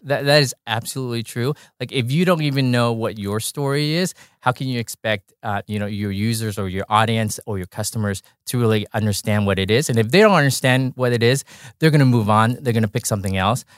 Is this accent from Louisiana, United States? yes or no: no; Orange County, California, United States; I grew up in Orange County